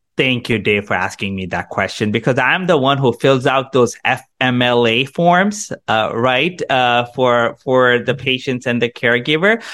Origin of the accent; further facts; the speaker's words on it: India; also born or lived in Canada; now in United States; I grew up in India